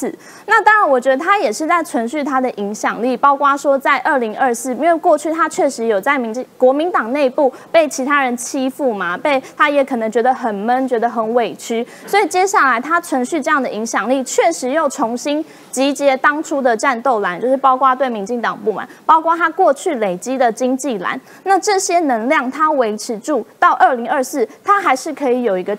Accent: Kaohsiung, Taiwan; 作为一个高雄人

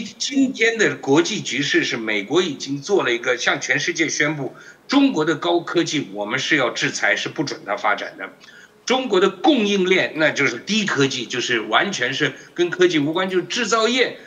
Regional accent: Taiwan; 我们台湾人这个是做，呃，工商民族嘛，工商国家嘛

